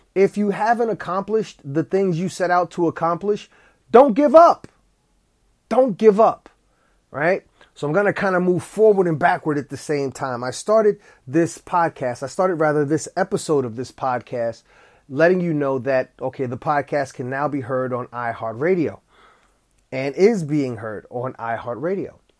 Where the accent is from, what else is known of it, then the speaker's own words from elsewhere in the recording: East Orange, New Jersey, United States; I went to grade school with Wyclef Jean. We, we went to Our Lady Helper Christian's school in East Orange, New Jersey